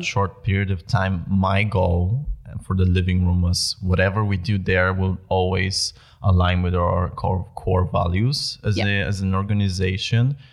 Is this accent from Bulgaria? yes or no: yes; Bulgaria; moved away as an adult; now in Netherlands; I am originally from Bulgaria